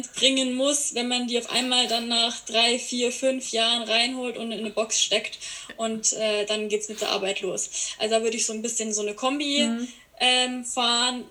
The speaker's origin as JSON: {"language": "German", "town": "Landsberg am Lech", "region": "Bavaria", "country": "Germany", "said": "Ich komme aus Bayern, ähm, aus der Gegend Landsberg am Lech"}